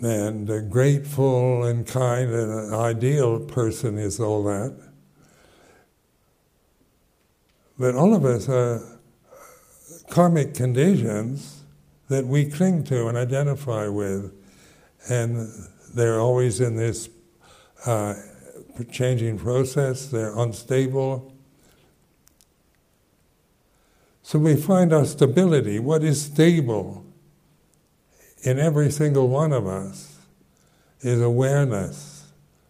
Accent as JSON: {"language": "English", "country": "United States", "also_born_or_lived": "London, United Kingdom / West Sussex, United Kingdom", "moved": "as an adult", "said": "I'm an American"}